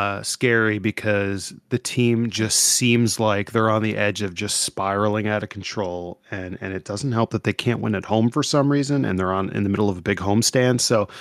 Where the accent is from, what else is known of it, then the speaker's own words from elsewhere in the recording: Ohio, United States; I'm from, I hail from Ohio.